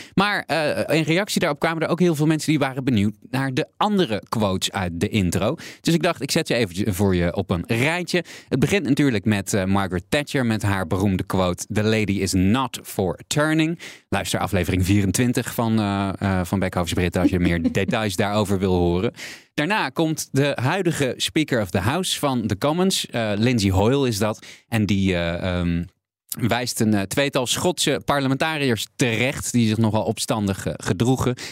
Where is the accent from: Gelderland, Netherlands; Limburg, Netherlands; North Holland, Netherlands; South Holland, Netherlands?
Limburg, Netherlands; mij als kleine jongen in Limburg